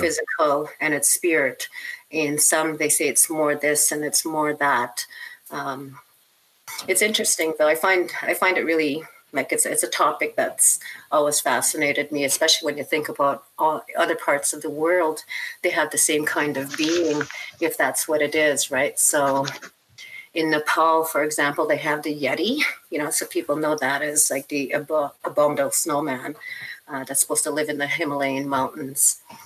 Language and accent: English; northwestern Ontario, Canada; I grew up in a northern community in the northwest of Ontario.